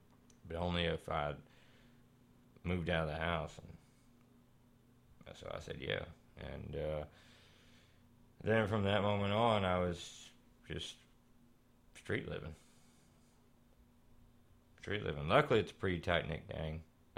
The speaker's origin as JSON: {"language": "English", "town": "Texarkana", "country": "United States", "tie": "born there", "said": "I was born down around Texarkana kind of area, right? So, yeah, somewhere around in there."}